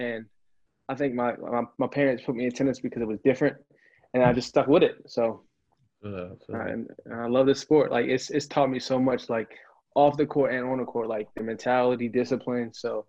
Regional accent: Baltimore, Maryland, United States; I'm from Baltimore, Maryland. I've been here all my life.

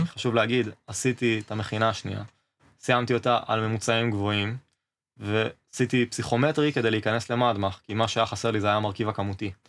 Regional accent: Northern Israel, Israel; moved away as an adult; now in Beersheba, Israel; במקור אני מהצפון אבל עכשיו אני באר שבעי

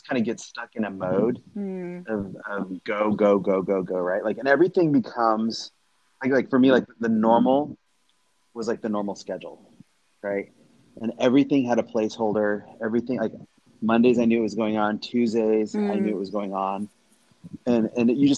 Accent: Nebraska, United States; now in Southern California, United States; I'm from Nebraska.

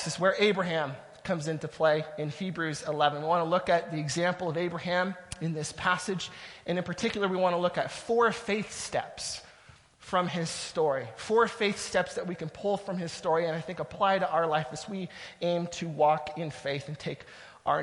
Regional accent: Southern Ontario, Canada; moved away as an adult; now in Ottawa, Canada; We're from Southern Ontario. That's where our family is

